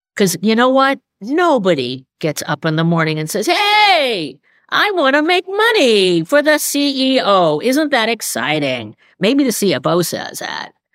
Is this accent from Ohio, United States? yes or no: no; New York, United States; moved away as an adult; also born or lived in Boston; I'm a New Yorker by breeding